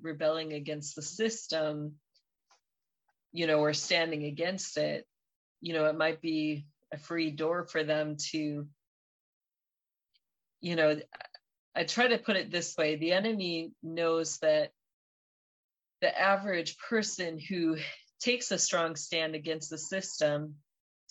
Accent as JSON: {"language": "English", "country": "United States", "said": "as American citizens"}